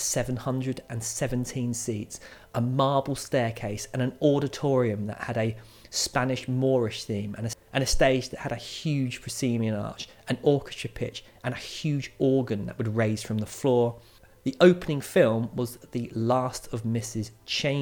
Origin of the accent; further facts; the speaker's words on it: Maidstone, South East England, United Kingdom; my hometown Maidstone's